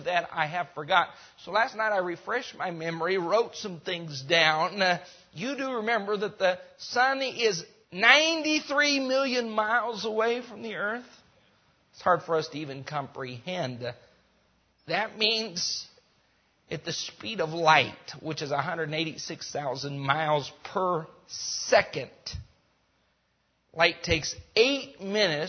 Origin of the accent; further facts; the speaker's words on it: Rocky Mountains, United States; moved away; also born or lived in Mexico; I grew up in the Rocky Mountains